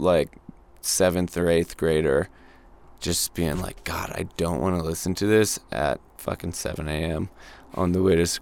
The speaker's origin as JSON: {"language": "English", "town": "Santa Fe", "region": "New Mexico", "country": "United States", "tie": "born or raised there", "said": "I grew up here in Santa Fe"}